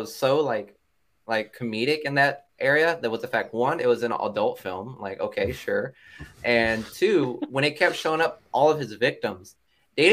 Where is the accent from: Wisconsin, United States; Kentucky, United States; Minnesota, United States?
Kentucky, United States; accent: country; I'm like 100% Latino, but I'm born and raised in Kentucky, so like to see me is like a rare occasion with my slash country accent